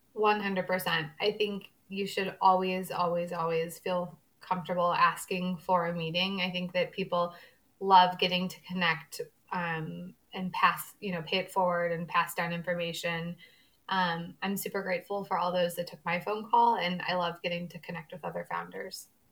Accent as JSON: {"language": "English", "town": "St. Louis", "region": "Missouri", "country": "United States", "tie": "born or raised there", "said": "I grew up in St. Louis, Missouri, born and raised here"}